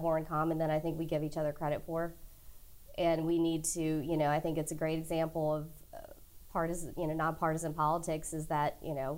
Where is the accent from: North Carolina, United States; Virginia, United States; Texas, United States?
Virginia, United States; Sussex County; also born or lived in Petersburg, Virginia; I grew up in Sussex County, so I've always been in and around Petersburg